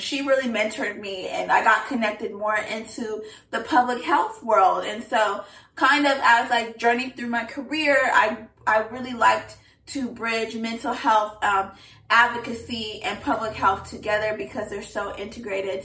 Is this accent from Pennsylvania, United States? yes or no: no; Southern California, United States; moved away; also born or lived in Washington, D.C.; I am from Southern California.